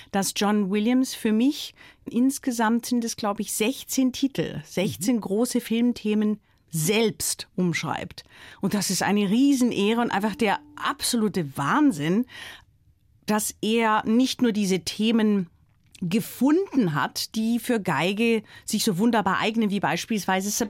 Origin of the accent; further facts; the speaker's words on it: Baden-Württemberg, Germany; ich bin am Fuße des Schwarzwalds aufgewachsen